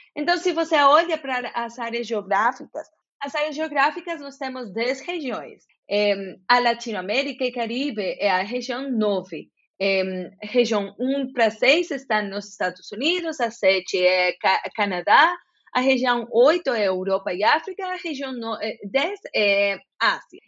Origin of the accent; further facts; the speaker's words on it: Bogotá, Colombia; Portuguese is a second language; moved away as an adult; also born or lived in Jacareí, São Paulo, Brazil; eu sou bogotana